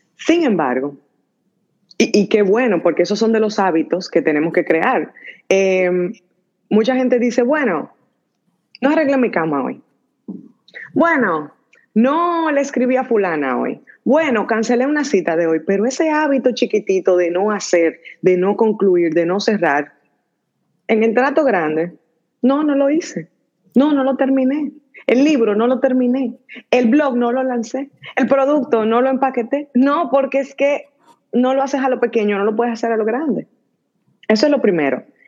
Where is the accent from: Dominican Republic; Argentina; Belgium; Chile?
Dominican Republic; moved away as an adult; also born or lived in Washington, D.C., United States / Silicon Valley, United States; now in United States; estudié, crecí en República Dominicana